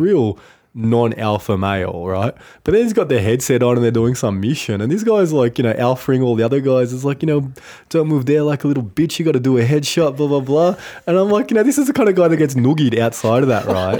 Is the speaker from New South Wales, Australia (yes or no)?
yes; Cooma, New South Wales, Australia; Kuma, my hometown